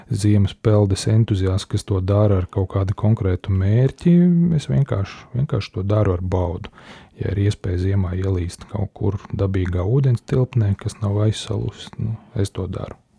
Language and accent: Latvian; Latvia